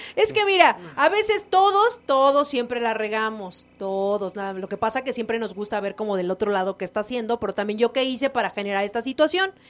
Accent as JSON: {"language": "Spanish", "country": "Mexico", "said": "nos caracteriza a los mexicanos"}